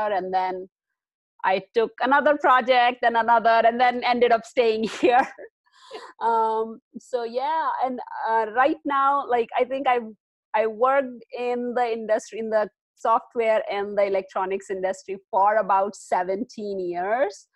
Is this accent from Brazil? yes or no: no; India; moved away as an adult; I am originally from India. I spent most of my life in India.